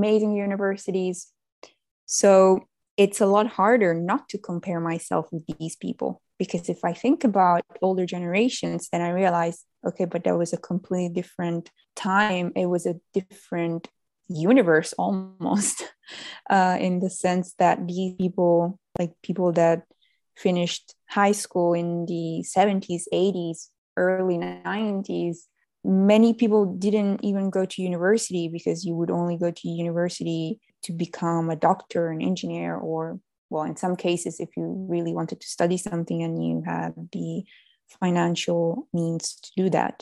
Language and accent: English; Italy; also born or lived in Netherlands; I came back to Italy, my home country